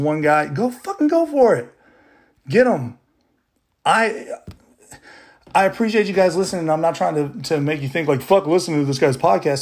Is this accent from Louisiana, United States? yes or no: yes; Baton Rouge, Louisiana, United States; I'm from Baton Rouge